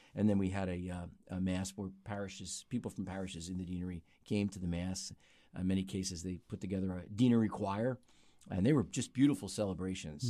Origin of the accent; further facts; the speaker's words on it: North Wales, Pennsylvania, United States; I grew up in Montgomery County, Pennsylvania, outside the city in a, in a little town called North Wales